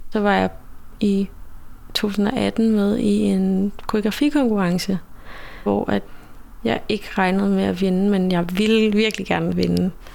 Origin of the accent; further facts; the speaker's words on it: Denmark; jeg er vokset op i Danmark